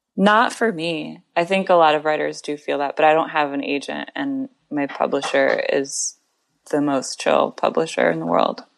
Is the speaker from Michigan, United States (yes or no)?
yes; Grand Rapids, Michigan, United States; moved away as an adult; also born or lived in Tucson, Arizona / Ann Arbor, Michigan; now in New York City, United States; I grew up half in Tucson, Arizona, and half in Grand Rapids, Michigan